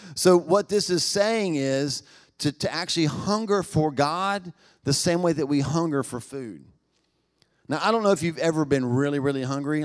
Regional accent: United States; 'Cause I'm American

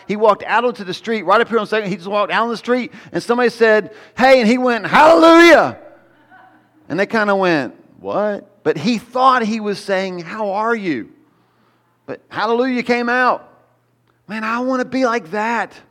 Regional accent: United States; We're so American

